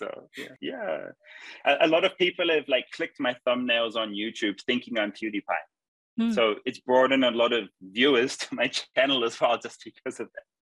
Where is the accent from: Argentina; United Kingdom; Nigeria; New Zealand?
New Zealand; moved away as an adult; now in India; where I'm from New Zealand.